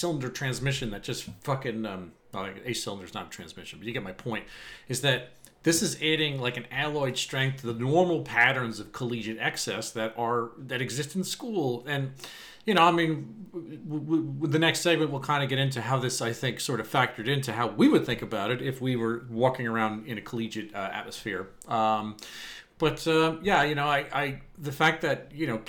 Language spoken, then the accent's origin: English; Eastern Suffolk County, Long Island, New York, United States; where I grew up in Eastern Suffolk County, especially on Long Island